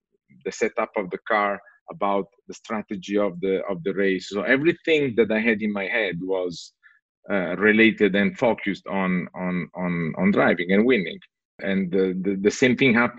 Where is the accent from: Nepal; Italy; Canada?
Italy; moved away; also born or lived in San Francisco; when I went back to Italy, I had the opportunity to try a car in my hometown